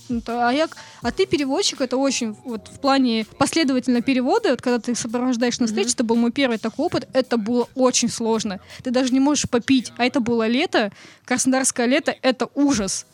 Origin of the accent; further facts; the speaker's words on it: Kamchatka Krai, Russia; Я родилась на Камчатке